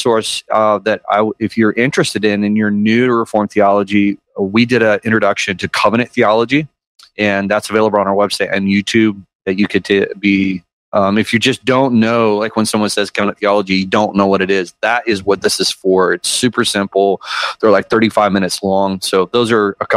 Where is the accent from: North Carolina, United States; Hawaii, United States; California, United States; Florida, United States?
California, United States; moved away as an adult; also born or lived in Tennessee; now in Spring Hill, United States; I'm born and raised in California